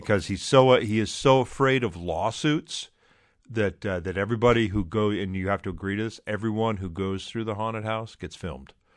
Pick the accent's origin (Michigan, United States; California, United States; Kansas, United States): Michigan, United States; around Detroit; the area where I grew up around Detroit